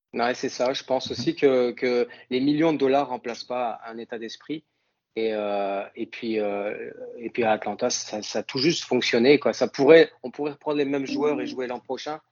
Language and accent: French; north of France, France; accent: accent du nord de la France; moved away as an adult; now in Canada; j'ai gardé mon accent français, j'ai gardé mon accent du nord de la France